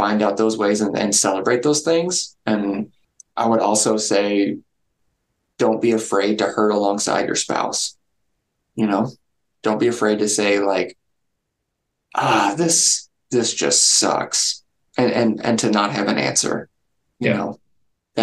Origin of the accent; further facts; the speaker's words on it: Kentucky, United States; I'm from Kentucky